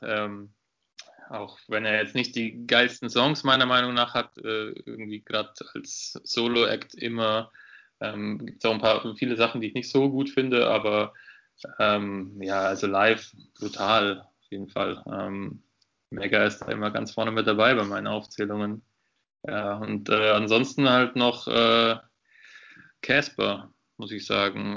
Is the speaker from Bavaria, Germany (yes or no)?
yes; Würzburg, Bavaria, Germany; ich komme aus Würzburg, habe ja dort quasi auch meinen Bachelor mit dir studiert